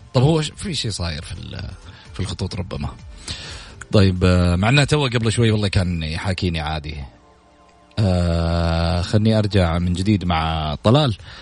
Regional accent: Saudi Arabia; نفتخر فيها كسعوديين

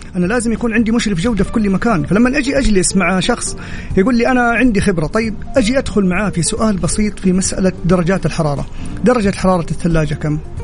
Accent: Saudi Arabia; انا كشاب سعودي

